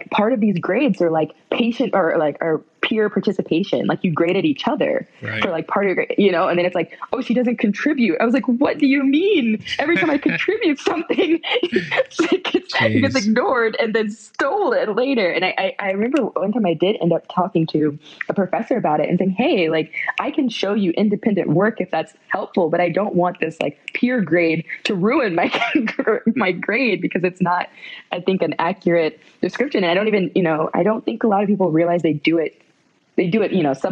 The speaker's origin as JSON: {"language": "English", "town": "West Palm Beach", "region": "Florida", "country": "United States", "tie": "born or raised there", "said": "I grew up in South Florida, West Palm Beach area, which is super diverse"}